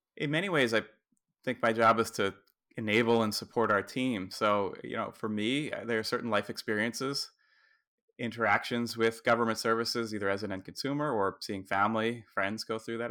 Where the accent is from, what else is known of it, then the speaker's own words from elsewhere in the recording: New Jersey, United States; watching here in my home state, New Jersey